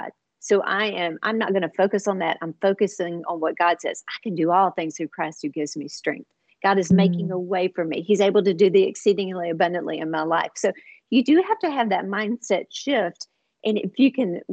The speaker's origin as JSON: {"language": "English", "town": "Houston", "region": "Texas", "country": "United States", "tie": "born or raised there", "moved": "as an adult", "lives_now": "Dallas, United States", "said": "we moved from Houston to Dallas to start a church"}